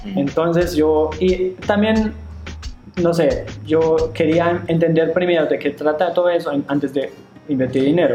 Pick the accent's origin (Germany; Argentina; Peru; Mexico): Germany; Spanish is a second language; also born or lived in China; now in Medellín, Colombia; yo soy de Alemania